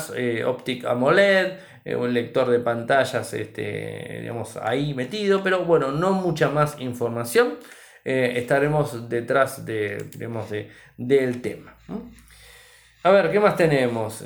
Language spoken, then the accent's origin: Spanish; Argentina; nuestro país